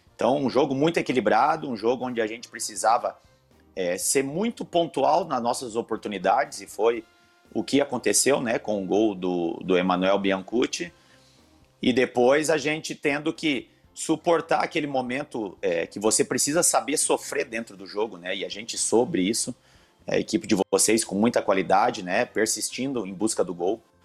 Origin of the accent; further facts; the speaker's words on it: Santa Cruz do Sul, Rio Grande do Sul, Brazil; moved away; also born or lived in Porto Alegre; Santa Cruz do Sul, na minha cidade natal